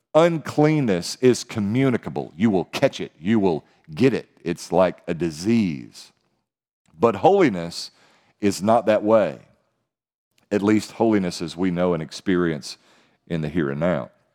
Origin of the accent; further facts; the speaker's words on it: United States; as American Christians